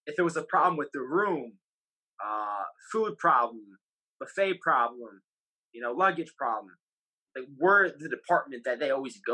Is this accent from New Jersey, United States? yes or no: yes; Toms River, New Jersey, United States; I'm from Toms River, graduated Toms River North, class of 14.